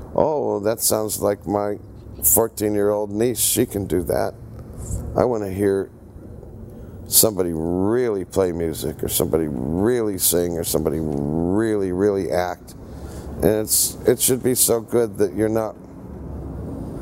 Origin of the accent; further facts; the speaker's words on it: Cleveland, Ohio, United States; also born or lived in Pittsburgh, Pennsylvania; I was raised in Cleveland, Ohio, born in Pittsburgh, Pennsylvania, but raised in the land of Cleves